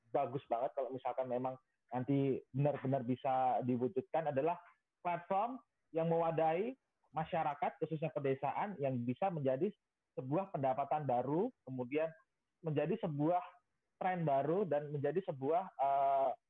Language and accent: Indonesian; Special Region of Yogyakarta, Indonesia; kebetulan kalau saya dari Jogja banyaknya candi ya